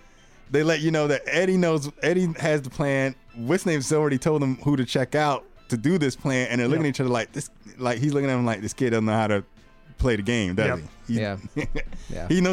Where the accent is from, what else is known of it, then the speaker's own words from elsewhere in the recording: Georgia, United States; moved away; where I grew up in Georgia, there was a pool hall